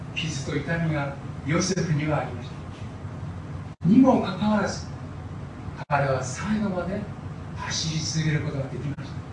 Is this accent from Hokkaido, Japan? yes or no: no; Koriyama, Fukushima, Japan; moved away; 私は東北の農家の出身ですので